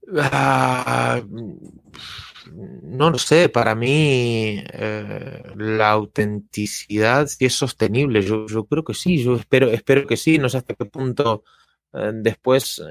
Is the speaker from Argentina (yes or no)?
yes; Argentina; soy argentino